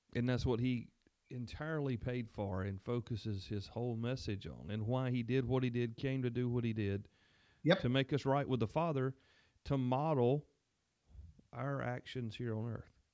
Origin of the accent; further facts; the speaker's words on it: the South, United States; as a Southerner